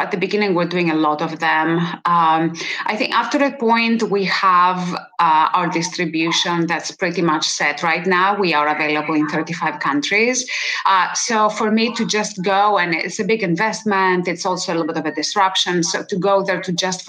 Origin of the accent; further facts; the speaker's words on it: Greece; moved away; I was born in Greece